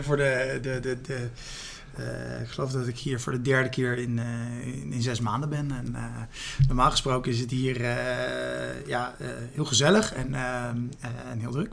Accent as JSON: {"language": "Dutch", "town": "Rotterdam", "region": "South Holland", "country": "Netherlands", "said": "mijn wortels hier in Rotterdam liggen."}